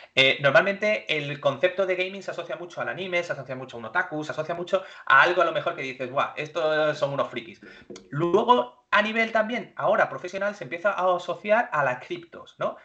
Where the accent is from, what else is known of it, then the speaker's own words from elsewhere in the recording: Málaga, Andalusia, Spain; moved away as an adult; also born or lived in Madrid / Australia; now in Málaga, Spain; yo soy de Málaga, soy malagueño eh, estudié aquí en Málaga